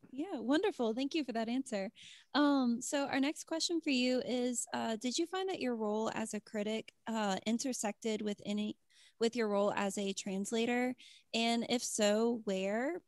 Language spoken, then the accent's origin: English; Louisiana, United States; Tyler and I are bo-, both born and raised here